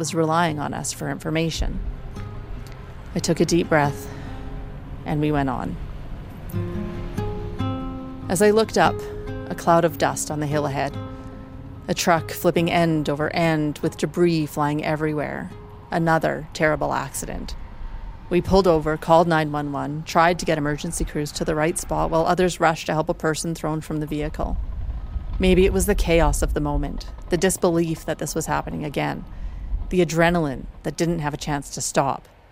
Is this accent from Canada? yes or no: yes; Drayton Valley, Alberta, Canada; my hometown of Drayton Valley